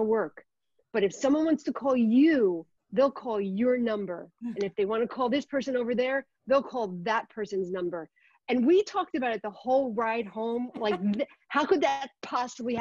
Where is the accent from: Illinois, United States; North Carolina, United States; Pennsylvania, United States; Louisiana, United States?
Pennsylvania, United States; Philadelphia; I grew up in Philly